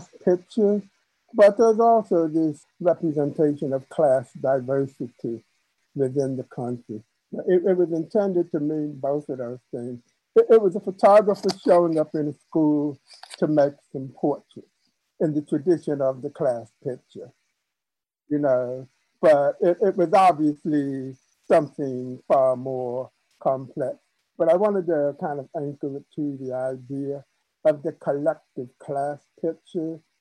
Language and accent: English; New York City, New York, United States; the church that I grew up in Queens, in New York